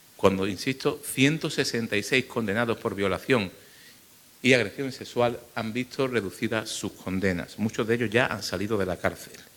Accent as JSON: {"language": "Spanish", "town": "Málaga", "region": "Andalusia", "country": "Spain", "said": "en mi ciudad, en Málaga, en mi tierra"}